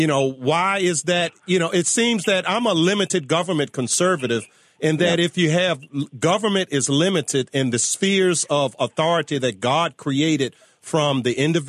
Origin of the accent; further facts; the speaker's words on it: Virginia, United States; my home state